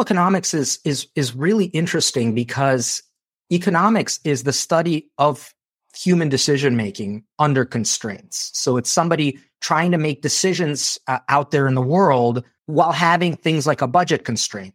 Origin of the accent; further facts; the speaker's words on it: Chicago, Illinois, United States; also born or lived in Moldova; I grew up in Chicago after moving from Moldova